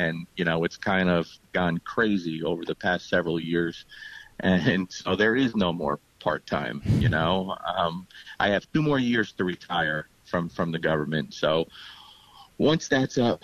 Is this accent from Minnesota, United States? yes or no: no; Lodi, New Jersey, United States; now in Bowling Green, United States; born and raised in Lodi, New Jersey.